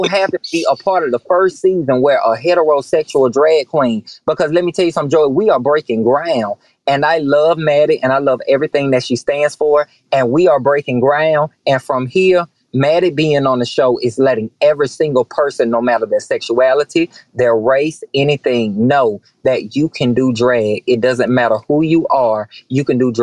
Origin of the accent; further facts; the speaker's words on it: the South, United States; growing up in the South